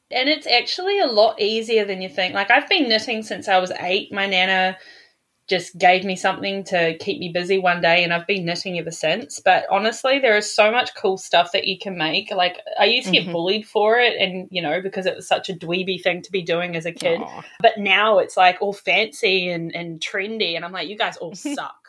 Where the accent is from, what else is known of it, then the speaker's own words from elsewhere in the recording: New Zealand; now in Sydney, Australia; So I'm originally from New Zealand, but I'm living in Sydney, Australia now